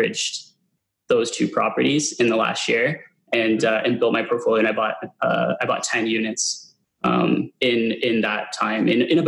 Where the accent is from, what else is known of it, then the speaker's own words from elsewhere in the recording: Hamilton, Ontario, Canada; also born or lived in Stoney Creek; I'm originally from Hamilton